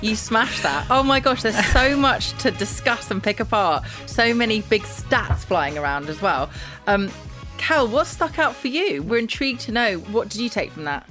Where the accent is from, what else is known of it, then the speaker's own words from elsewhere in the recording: London, United Kingdom; I'm a Londoner